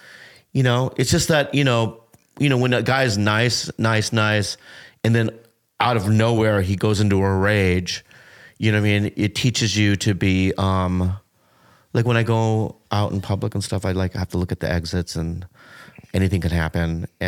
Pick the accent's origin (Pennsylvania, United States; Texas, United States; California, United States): California, United States; San Diego; I grew up in San Diego.